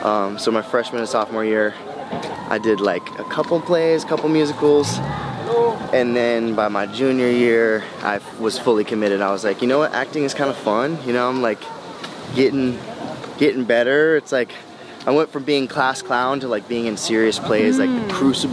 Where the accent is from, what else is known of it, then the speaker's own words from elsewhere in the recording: Houston, Texas, United States; also born or lived in St. Louis; When I was growing up in the 90s, we grew up in Houston, and then we grew up in St. Louis